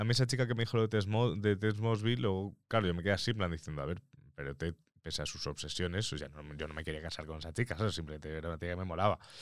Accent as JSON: {"language": "Spanish", "area": "Mallorca", "region": "Balearic Islands", "country": "Spain", "first_language": "Spanish", "moved": "yes", "lives_now": "Madrid, Spain", "said": "soy de Mallorca"}